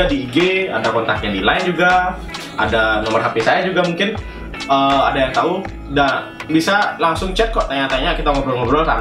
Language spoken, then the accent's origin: Indonesian; Bali, Indonesia; Saya juga sebagai orang Bali sedikit gimana ya berpikir, wih